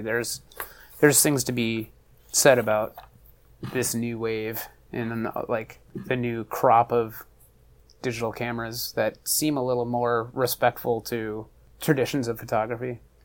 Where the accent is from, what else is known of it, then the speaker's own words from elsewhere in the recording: Buffalo, New York, United States; moved away as an adult; also born or lived in Philadelphia; now in Los Angeles, United States; I grew up in Buffalo, New York